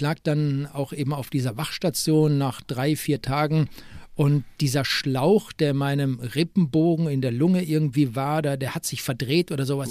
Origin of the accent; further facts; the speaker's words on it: Bochum, North Rhine-Westphalia, Germany; moved away; also born or lived in Freiburg; ich bin in Wattenscheid geboren und nicht in Bochum